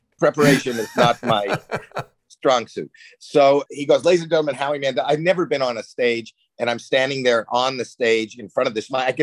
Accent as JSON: {"language": "English", "town": "Toronto", "region": "Ontario", "country": "Canada", "moved": "yes", "said": "I'm from Canada"}